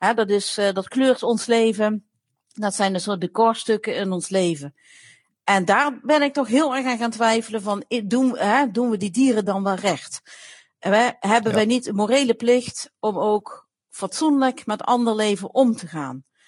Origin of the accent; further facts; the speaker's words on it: Limburg, Netherlands; ik kom zelf uit Limburg. Ik ben naast de boerderij van mijn opa opgegroeid.